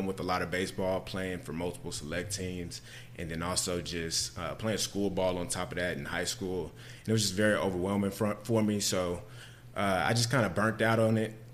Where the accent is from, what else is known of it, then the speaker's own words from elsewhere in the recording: Pflugerville, Texas, United States; also born or lived in Austin, Texas; I'm actually born and raised in Austin. Grew up in Pflugerville, Texas.